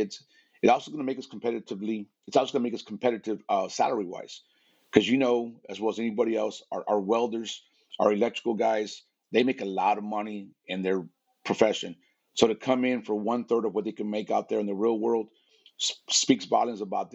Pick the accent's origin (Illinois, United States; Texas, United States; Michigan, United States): Texas, United States; South; Being born and raised in South Texas